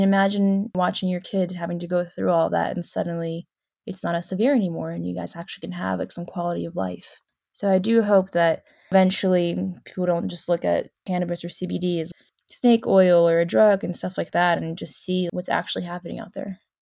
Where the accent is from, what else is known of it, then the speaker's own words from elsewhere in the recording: South Carolina, United States; moved away as an adult; I grew up in South Carolina near the beach